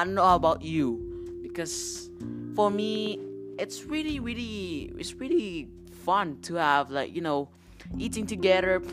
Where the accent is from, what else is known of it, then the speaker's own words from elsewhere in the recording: Philippines; moved away; my home country, which is the Philippines